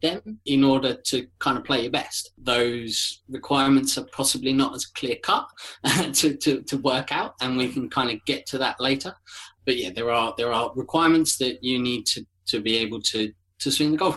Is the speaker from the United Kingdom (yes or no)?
yes; Kent, South East England, United Kingdom; I am from Kent, so I am about 20 minutes, half an hour south of London